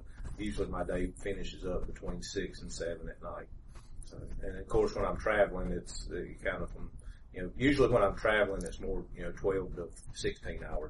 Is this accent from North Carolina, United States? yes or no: yes; Greensboro, North Carolina, United States; I was born and raised here in Greensboro